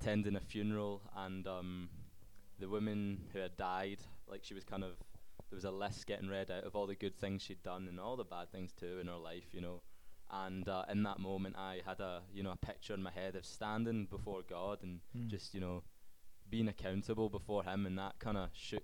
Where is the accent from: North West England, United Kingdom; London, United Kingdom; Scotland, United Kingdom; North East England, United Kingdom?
Scotland, United Kingdom; Okay, so obviously I'm from Scotland. I grew up in a Christian family